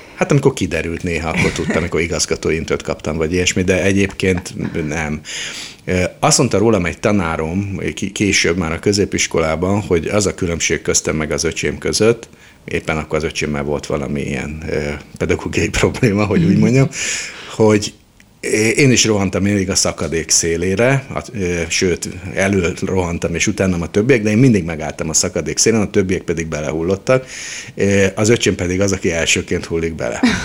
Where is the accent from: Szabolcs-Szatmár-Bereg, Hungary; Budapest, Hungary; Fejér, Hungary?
Budapest, Hungary; also born or lived in Szentes; Én egy rendes Terézvárosi környezetben nőttem fel